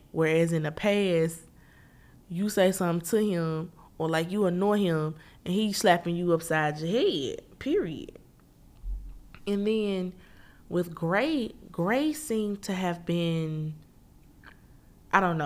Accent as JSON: {"language": "English", "town": "Memphis", "region": "Tennessee", "country": "United States", "tie": "born or raised there", "moved": "yes", "said": "I'm originally born and raised Memphis, Tennessee"}